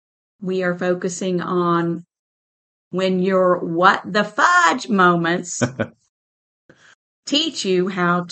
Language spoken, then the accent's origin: English; the South, United States; I'm from the South.